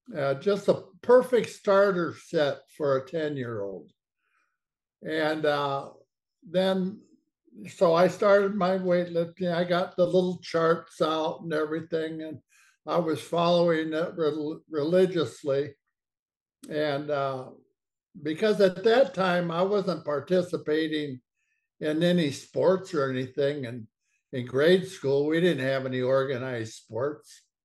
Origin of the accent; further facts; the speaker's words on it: Portland, Oregon, United States; I grew up in Portland, Oregon.